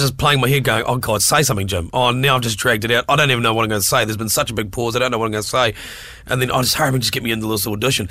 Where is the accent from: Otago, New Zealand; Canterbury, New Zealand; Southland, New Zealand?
Southland, New Zealand; Invercargill; Invervegas. That's my neck of the woods as well